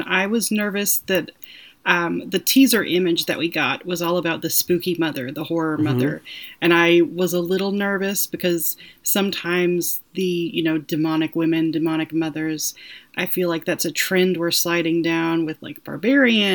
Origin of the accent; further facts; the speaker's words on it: the South, United States; accent: drawl; I'm a Southerner.